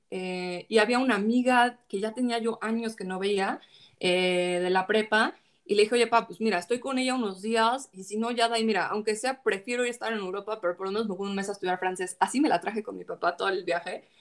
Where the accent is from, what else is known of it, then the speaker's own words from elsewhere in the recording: Mexico; somos mexicanos